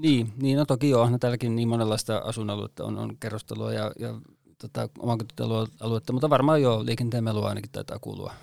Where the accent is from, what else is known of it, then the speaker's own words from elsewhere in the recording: Vantaa, Uusimaa, Finland; moved away as an adult; now in Kainuu, Finland; Vantaalta minäkin olen syntyisin ja ekan ylipuolisko elämästäni elin täällä